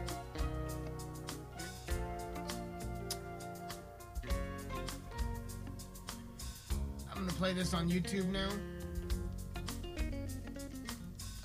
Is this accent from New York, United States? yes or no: no; Colorado, United States; my hometown made national news, which is fucking hilarious because we got a population of only like maybe 17 to 20,000 fucking people